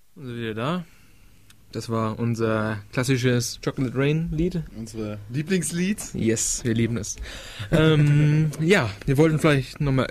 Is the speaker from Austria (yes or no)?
no; Denmark; ich bin ja aus Dänemark, also ich hatte dänische Schule und sowas